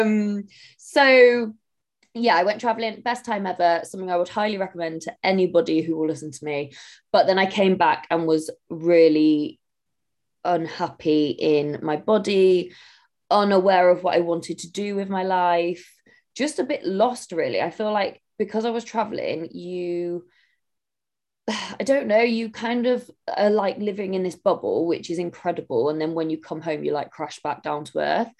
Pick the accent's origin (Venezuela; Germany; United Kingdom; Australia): United Kingdom; Somerset, South West England; now in Manchester, United Kingdom; I live in Manchester, but I'm from Somerset